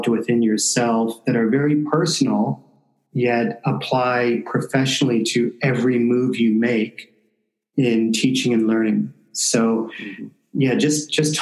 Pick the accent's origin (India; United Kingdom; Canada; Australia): Canada; Windsor, Ontario; moved away as an adult; also born or lived in Hiroshima, Japan; I never imagined in a million years that I would ever leave my hometown, because I established myself here